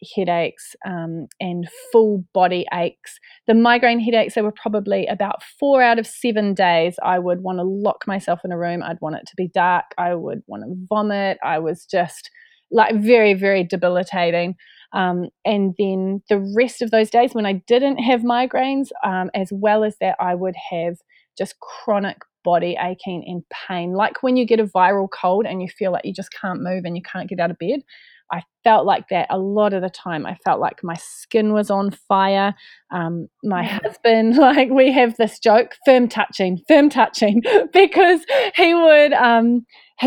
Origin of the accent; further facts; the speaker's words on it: New Zealand; moved away; have been back in New Zealand, which is my home country